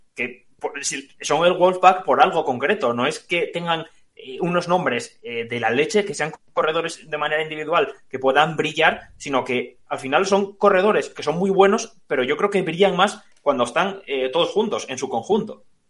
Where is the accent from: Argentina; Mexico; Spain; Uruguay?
Spain; como aficionado español que soy